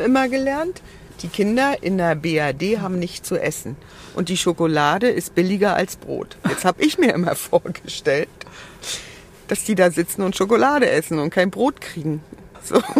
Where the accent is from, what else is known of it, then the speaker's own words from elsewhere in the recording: East Germany, Germany; ich komme ja aus dem Osten